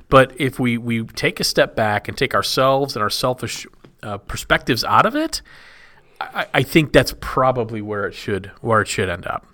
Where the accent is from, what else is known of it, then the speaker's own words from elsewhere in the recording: Texas, United States; I grew up in Texas